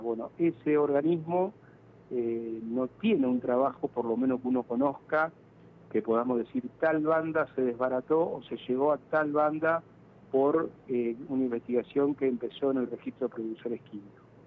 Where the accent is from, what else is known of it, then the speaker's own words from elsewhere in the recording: Rosario, Santa Fe, Argentina; como rosarino